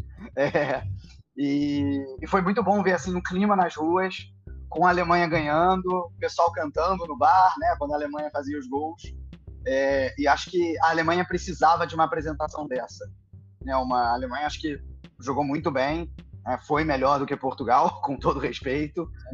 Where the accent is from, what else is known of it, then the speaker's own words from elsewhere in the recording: Brazil; accent: Brazilian; moved away as an adult; now in Germany; pelo meu sotaque, eu sou brasileiro